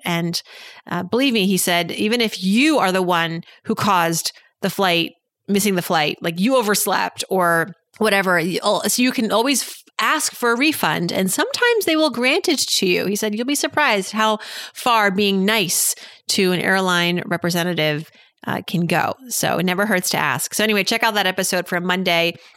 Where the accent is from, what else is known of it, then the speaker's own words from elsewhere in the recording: Massachusetts, United States; moved away; I'm from Massachusetts